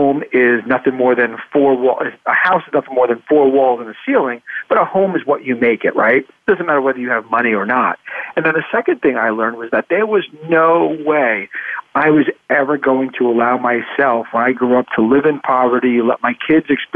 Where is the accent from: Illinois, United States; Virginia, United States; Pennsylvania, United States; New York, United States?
New York, United States; New York City; also born or lived in Queens / Long Island; I grew up in New York, in New York City.